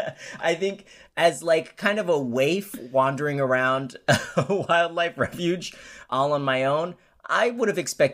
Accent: Colorado, United States; moved away as an adult; now in Los Angeles, United States; where I grew up in Colorado

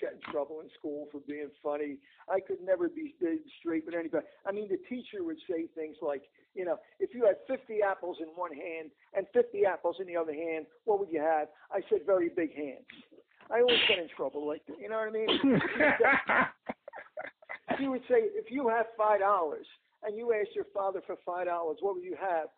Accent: Philadelphia, Pennsylvania, United States; West Philly, born and raised

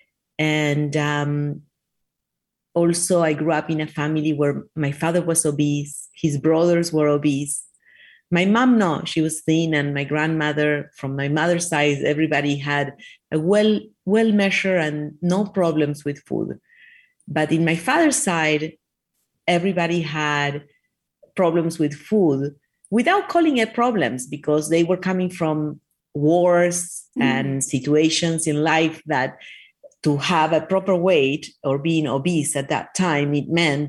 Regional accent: Argentina; now in Miami Beach, United States; I was raised in Argentina.

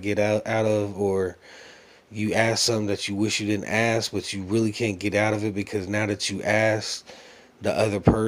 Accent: United States; being an American

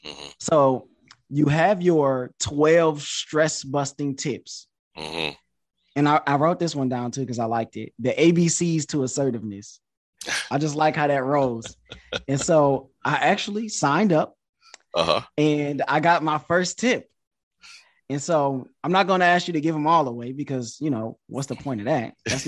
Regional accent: Detroit, Michigan, United States; also born or lived in Connecticut / China; now in Houston, United States; Like I'm from Detroit, but I live in Houston now. I've lived in Connecticut. I lived in China.

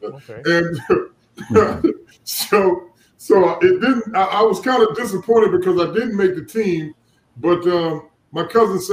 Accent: Orangeburg, South Carolina, United States; moved away as an adult; also born or lived in Jacksonville, Florida; I was from Orange, South Carolina.

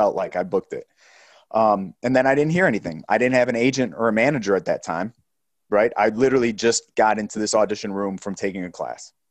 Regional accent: Chicago, Illinois, United States; moved away; also born or lived in Delaware; Being from the Midwest, I grew up in Chi-, you know, in, in the Chicago area

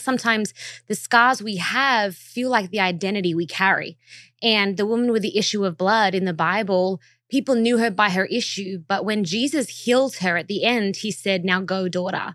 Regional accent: Australia; moved away as an adult; now in Los Angeles, United States; I am from Australia originally, and tha, I'm so proud to be Australian.

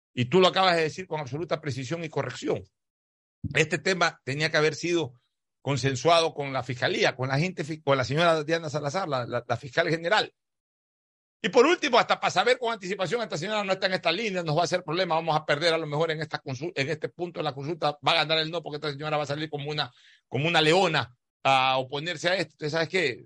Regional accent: Ecuador; somos 100 millones de ecuatorianos

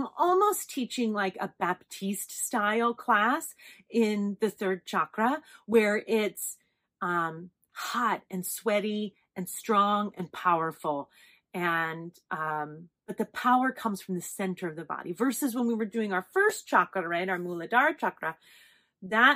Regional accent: Las Vegas, Nevada, United States; I'm from Vegas

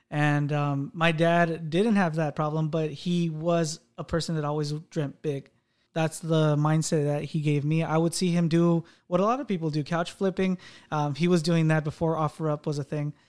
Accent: United States; also born or lived in Mexico; I did get raised in the U S

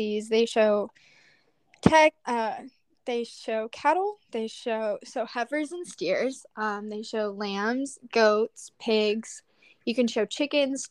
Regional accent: Lubbock, Texas, United States; I am born and raised in Lubbock, Texas

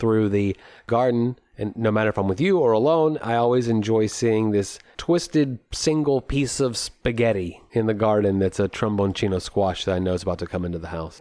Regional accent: United States; as an American

